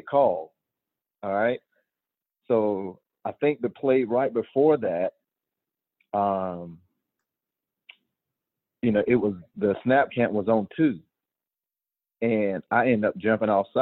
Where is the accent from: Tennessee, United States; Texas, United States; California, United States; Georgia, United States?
Georgia, United States; I was a Georgia boy. I was born in Georgia